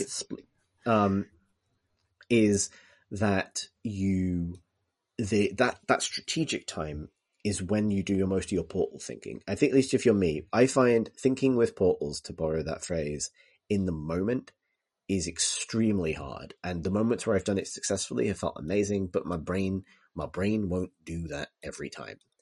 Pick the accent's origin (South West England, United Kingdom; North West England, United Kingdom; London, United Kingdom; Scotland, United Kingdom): North West England, United Kingdom; Liverpool; when I was growing up in Liverpool